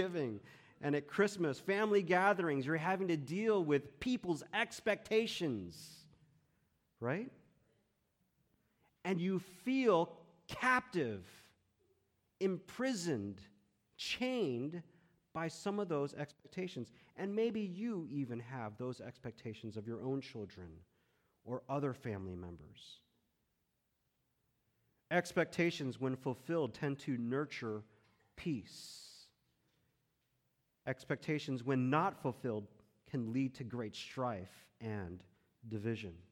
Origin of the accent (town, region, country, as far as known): Texas, United States; born or raised there; also born or lived in Chicago, Illinois, United States